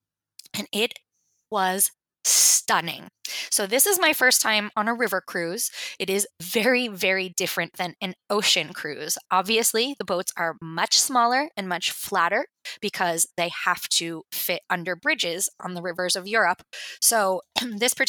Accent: New Jersey, United States; now in Los Angeles, United States; I live in LA now. So, you know, like 70 degrees is cold for me. But I'm originally from New Jersey

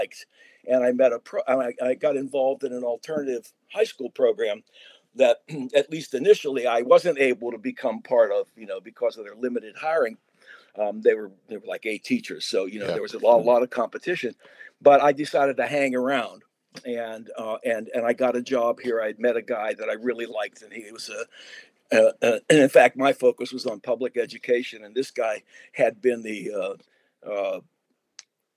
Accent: Carnegie, Pennsylvania, United States; accent: Pittsburgh; moved away as an adult; my first 18 years of life were in a small town called Carnegie, PA, which is 8 miles southwest of Pittsburgh.

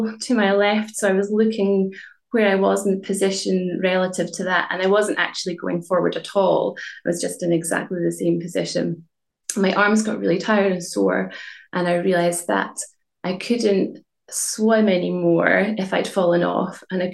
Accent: Inverness, Scotland, United Kingdom; I'm from Inverness

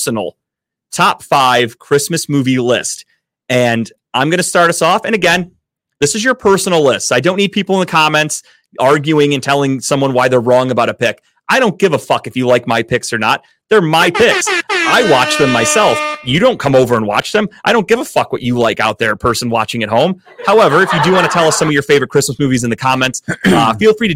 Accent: Cleveland, Ohio, United States; I am from Cleveland

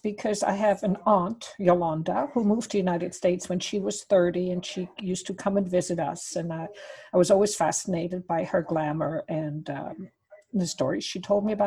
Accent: Wädenswil, Zurich, Switzerland; born or raised there; English is a second language; moved away; also born or lived in Swiss Alps

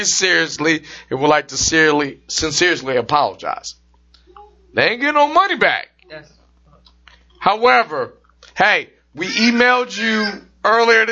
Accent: Michigan, United States; Come from the great state of Michigan, my home state

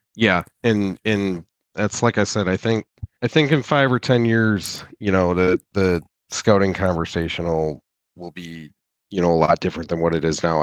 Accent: near Saginaw, Michigan, United States; I am originally from, uh, Michigan. I, I grew up on a small family farm near Saginaw

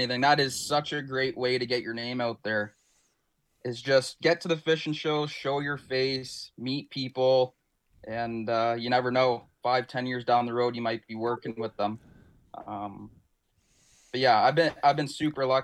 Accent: Ontario, Canada; us as Canadian anglers

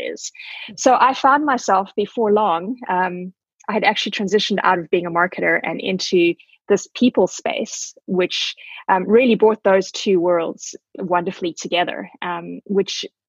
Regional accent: South Africa; moved away as an adult; also born or lived in Zimbabwe / England; now in Vancouver, Canada; So I was born in Zimbabwe, or Rhodesia at the time. That was 45 years ago. And I grew up in South Africa.

